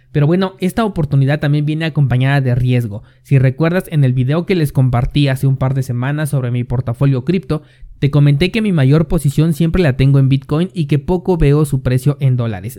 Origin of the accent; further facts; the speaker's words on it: Mexico; mi país México